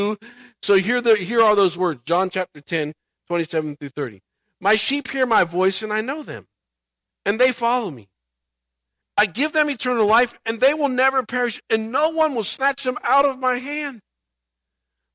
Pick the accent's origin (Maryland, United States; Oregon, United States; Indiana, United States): Indiana, United States; moved away; I grew up in Indiana